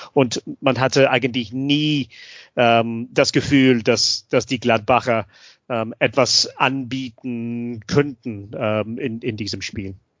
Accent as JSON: {"language": "German", "region": "Scotland", "country": "United Kingdom", "second_language": "German", "moved": "yes", "said": "ich bin Schotte"}